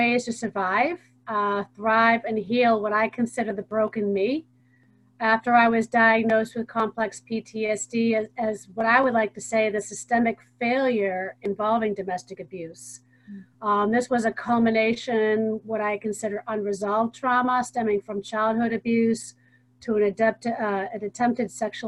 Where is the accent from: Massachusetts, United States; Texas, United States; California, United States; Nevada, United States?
Massachusetts, United States; Hingham; I'm from Hingham, Massachusetts